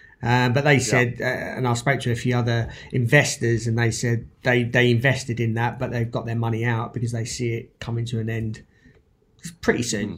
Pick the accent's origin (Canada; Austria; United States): Canada; being Canadian, I wanted to get your thoughts on the recent acquisitions by Barrick Gold and Newmont